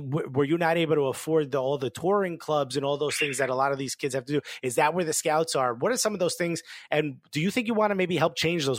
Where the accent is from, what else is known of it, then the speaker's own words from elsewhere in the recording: Newark, New Jersey, United States; I'm born and raised in Newark.